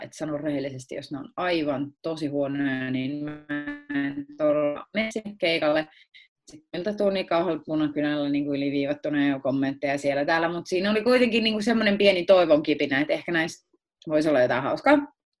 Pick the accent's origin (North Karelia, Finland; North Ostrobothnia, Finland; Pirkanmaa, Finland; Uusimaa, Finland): Pirkanmaa, Finland; Akaa; also born or lived in Tampere; mä olen syntynyt Tampereella ja ollut niin seitsemänvuotiaaksi asti asunut Tampereella eri puolilla Tampereella. Sitten me muutettiin Viialaan